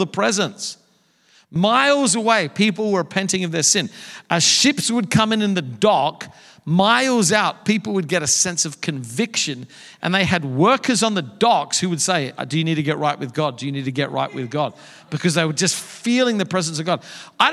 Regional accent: Australia; moved away as an adult; also born or lived in Dallas, United States; now in New York City, United States; I grew up surfing in Australia

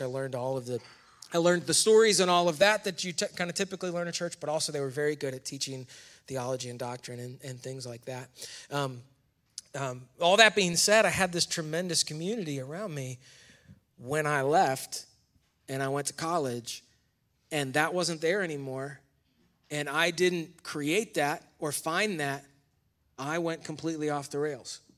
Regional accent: near Rochester, New York, United States; moved away as an adult; now in North Carolina, United States; I grew up in, also in New York. Um, Camden Dagwood, New York is the town where I was born near Rochester

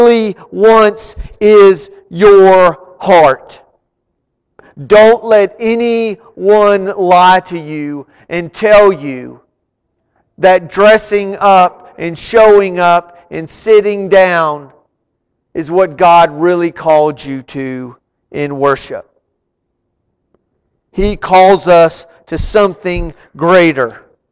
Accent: Arlington, United States; I grew up in Arlington

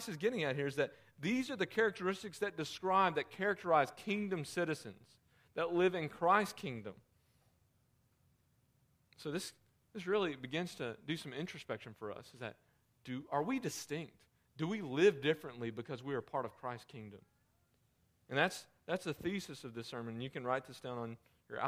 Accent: United States; I am from the United States

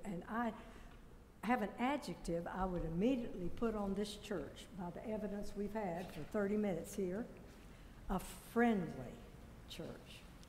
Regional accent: China; born there; first language Chinese; English is a second language; because I was born in China to missionary parents. When I was 3 years old, I couldn't speak English. I just spoke Chinese.

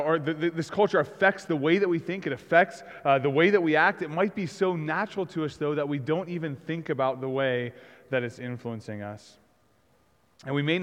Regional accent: United States; I grew up in America.

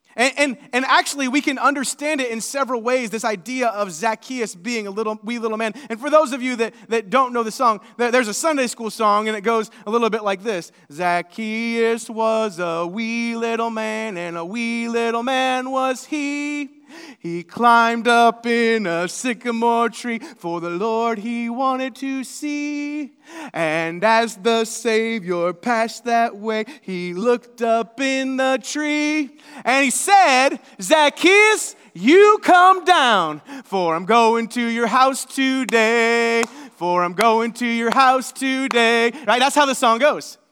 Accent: Seymour, Indiana, United States; I'm from Seymour, Indiana

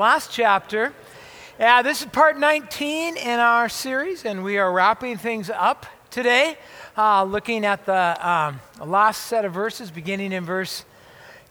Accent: La Habra, California, United States; moved away as an adult; I was actually born and raised in Southern California, Orange County, LA area

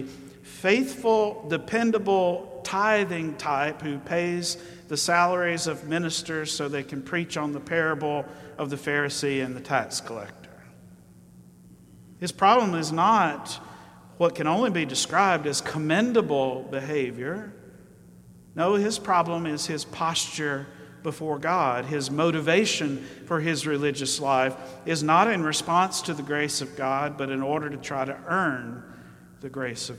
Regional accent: Alabama, United States; I grew up in Alabama

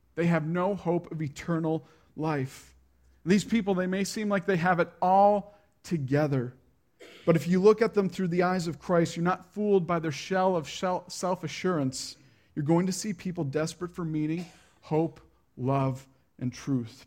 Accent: Prince Edward Island, Canada; I grew up in a subdivision on P

